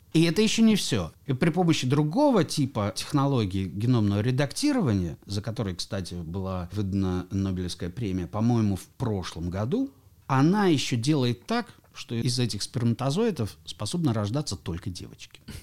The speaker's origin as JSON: {"language": "Russian", "town": "Kaliningrad", "region": "Kaliningrad Oblast", "country": "Russia", "tie": "born or raised there", "said": "я сам родом из Калининграда"}